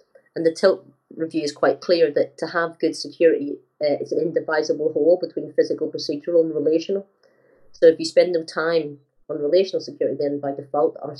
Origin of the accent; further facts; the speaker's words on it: Northern Ireland, United Kingdom; growing up in Northern Ireland